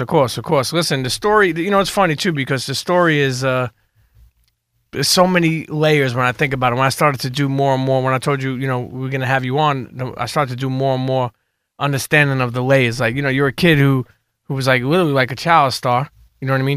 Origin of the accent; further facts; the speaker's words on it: New York City, New York, United States; I grew up in Coney Island, and then I grew up around, like, Bay fiftieth and all these other areas in Brooklyn